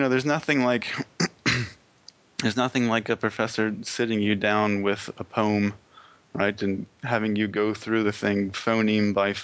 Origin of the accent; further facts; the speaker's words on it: Pennsylvania, United States; moved away as an adult; also born or lived in Albuquerque, New Mexico / Provo, Utah; I grew up in Pennsylvania